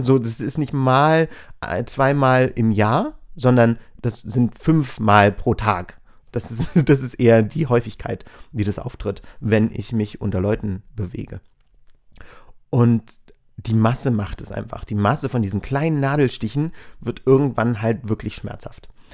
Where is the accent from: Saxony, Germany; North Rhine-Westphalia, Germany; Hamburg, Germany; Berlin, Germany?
Berlin, Germany; ich bin aus Berlin.